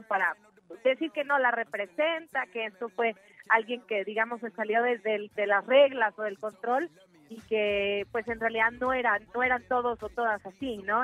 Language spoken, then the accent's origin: Spanish; Mexico; nuestro país